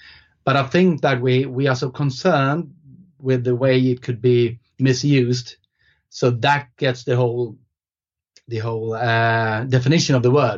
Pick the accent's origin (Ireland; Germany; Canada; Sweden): Sweden; first language Swedish; English is a second language; So the thing is, in Swedish, which is my first language, we only have one word for it.